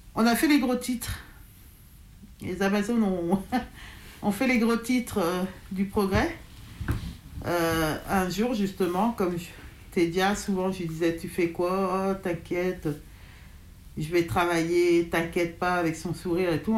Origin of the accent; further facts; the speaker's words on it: Dardilly, Auvergne-Rhône-Alpes, France; moi j'ai grandi à Dardy